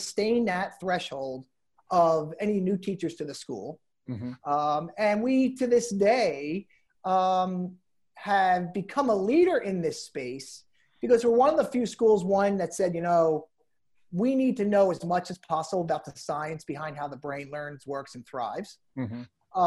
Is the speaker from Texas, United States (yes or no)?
no; New Jersey, United States; I'm from New Jersey